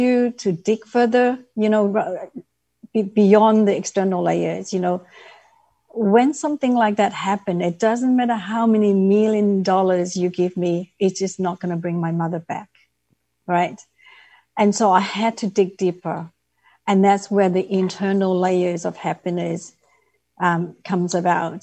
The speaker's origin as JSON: {"language": "English", "country": "Vietnam", "tie": "born or raised there", "moved": "yes", "said": "So I grew up in Vietnam. I was born at the end of the Vietnam War."}